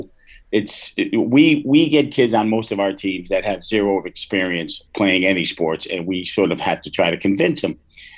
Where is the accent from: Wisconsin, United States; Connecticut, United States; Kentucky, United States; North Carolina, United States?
Connecticut, United States; Hartford; when I grew up in Hartford, in the south end of Hartford.